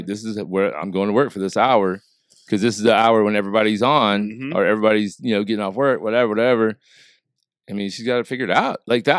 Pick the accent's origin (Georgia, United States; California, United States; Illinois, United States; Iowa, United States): Illinois, United States; Southern; Yeah, I grew up in Southern Illinois.